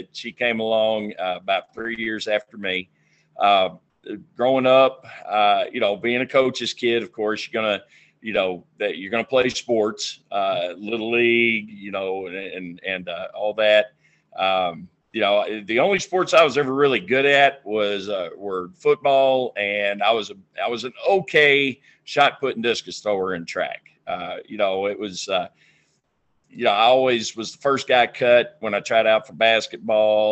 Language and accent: English; Fort Worth, Texas, United States; also born or lived in Houston, Texas; now in Lubbock, United States; I was born in 1971 in Fort Worth